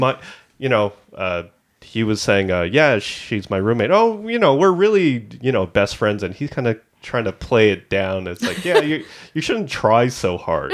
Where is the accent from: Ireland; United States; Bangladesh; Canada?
Canada; Markham, Ontario; we're from Markham, which is a part of the G T